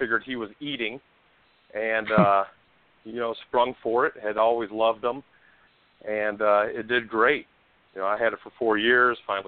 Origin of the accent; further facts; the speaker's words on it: Peoria, Illinois, United States; I'm born and raised in Peoria, Illinois, halfway between Chicago and St. Louis.